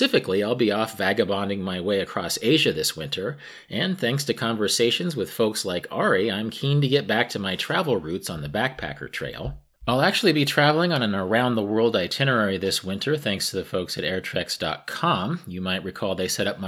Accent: Kansas, United States; my home state of Kansas

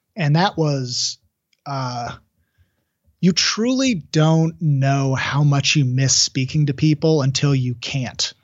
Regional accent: Seattle, Washington, United States; I would say Seattle

